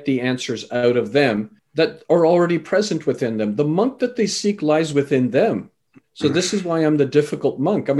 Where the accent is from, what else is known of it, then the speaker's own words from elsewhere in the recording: Canada; also born or lived in England; I was born in England, raised in Canada